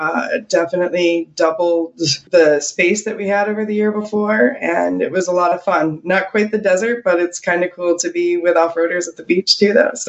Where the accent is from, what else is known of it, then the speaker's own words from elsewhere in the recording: Rochester, New York, United States; now in California, United States; I grew up in Rochester, New York, but nobody from Rochester thought I sound like I was from there. But yeah, no, I grew up in Rochester.